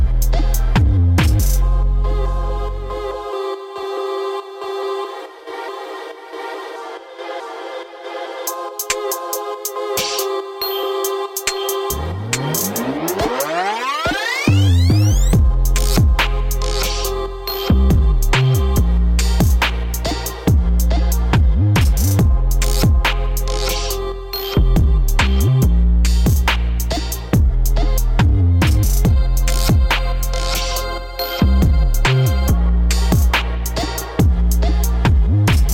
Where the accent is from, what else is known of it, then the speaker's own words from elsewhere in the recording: New York, United States; I'm from New York.